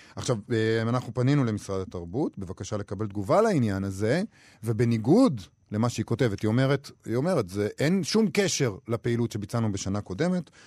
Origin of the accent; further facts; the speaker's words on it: Israel; אנחנו כישראלים